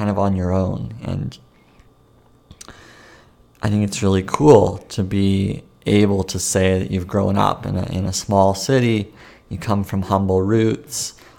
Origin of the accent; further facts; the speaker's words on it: Langley, British Columbia, Canada; My hometown is in Langley, BC, which is Langley, British Columbia, Canada. And I've lived here most of my life. I used to live in another city nearby until I was the age of about 3 or 4. Then we moved here as a family to this smaller suburb